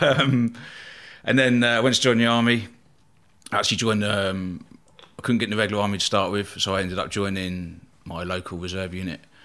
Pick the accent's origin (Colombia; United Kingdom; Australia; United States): United Kingdom; Eastbourne, South East England; I was born in Eastbourne, uh, East Sussex on the south coast there